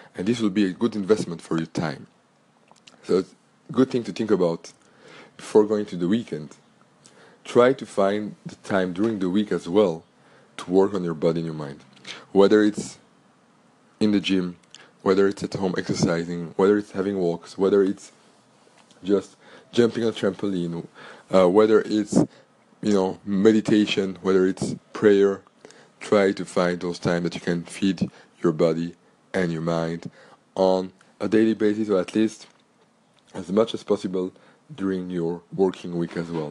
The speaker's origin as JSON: {"language": "English", "town": "Antwerp", "region": "Flanders", "country": "Belgium", "tie": "born or raised there", "first_language": "French", "second_language": "English", "said": "I was born in Belgium, born and grew up in Antwerp, Belgium"}